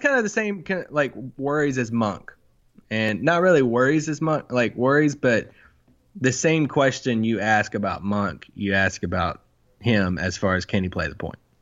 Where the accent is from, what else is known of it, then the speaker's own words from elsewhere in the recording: Kentucky, United States; now in Texas, United States; I'm from Kentucky